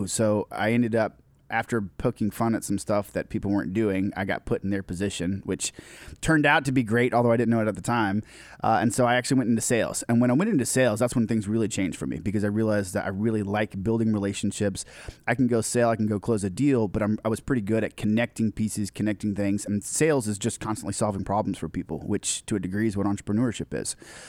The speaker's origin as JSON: {"language": "English", "region": "Idaho", "country": "United States", "tie": "born there", "said": "I was born in Idaho."}